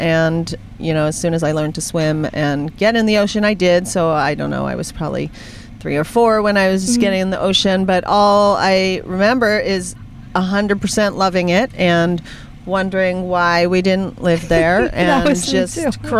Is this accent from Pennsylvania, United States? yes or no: yes; Pittsburgh, Pennsylvania, United States; now in San Francisco, United States; I'm Pittsburgh.